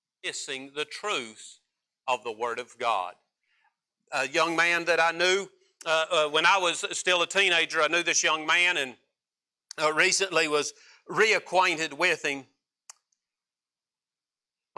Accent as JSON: {"language": "English", "region": "West Virginia", "country": "United States", "said": "my home state of West Virginia"}